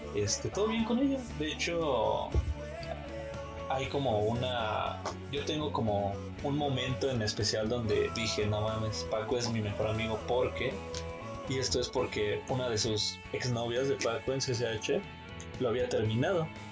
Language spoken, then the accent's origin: Spanish; San Andrés Totoltepec, Mexico City, Mexico; pueblo de San Andrés Totoltepec, mi pueblito.